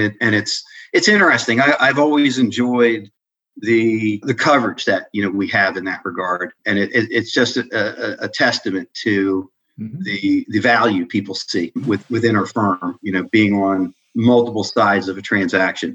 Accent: Adelphi, Maryland, United States; also born or lived in Washington, D.C.; we moved out to the suburbs in uh, Adelphi, Maryland, where I was raised

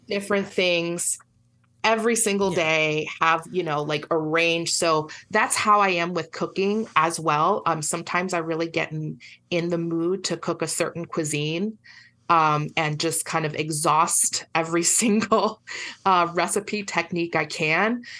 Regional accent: Puerto Rico; I'm from Puerto Rico

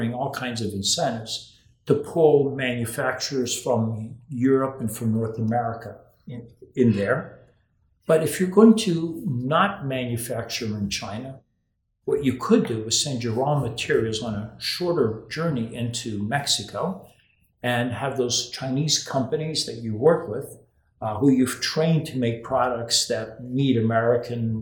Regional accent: Rio de Janeiro, Brazil; moved away; when I was growing up in Brazil, you know, as you know, I grew up in Rio de Janeiro

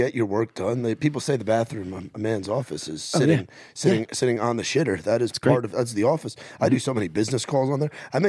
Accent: New York, United States; moved away; being from New York

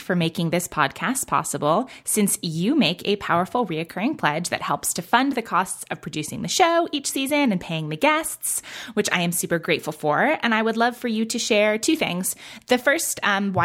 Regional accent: New York, United States; now in Oregon, United States; I grew up in New York

